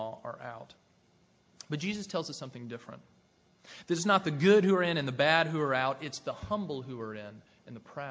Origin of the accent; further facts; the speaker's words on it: Tennessee near Nashville, United States; I grew up in Tennessee near Nashville